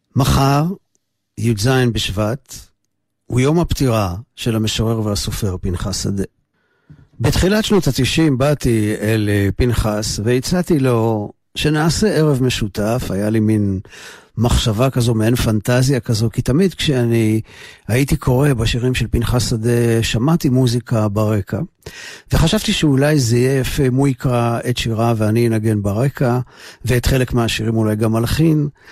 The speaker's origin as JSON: {"language": "Hebrew", "town": "Jerusalem", "region": "Jerusalem District", "country": "Israel", "tie": "born or raised there", "moved": "yes", "said": "שוטטתי בסמטאות של שכונת מקור ברוך שם נולדתי"}